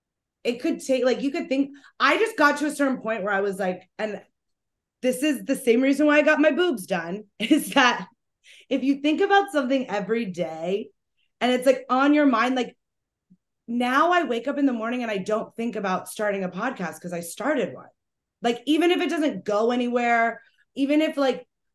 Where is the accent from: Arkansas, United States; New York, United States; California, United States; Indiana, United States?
California, United States; San Diego; I grew up in San Diego